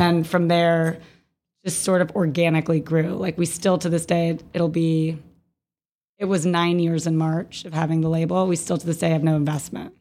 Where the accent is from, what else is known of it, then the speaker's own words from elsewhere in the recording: Jacksonville, Florida, United States; I'm originally from Jacksonville, Florida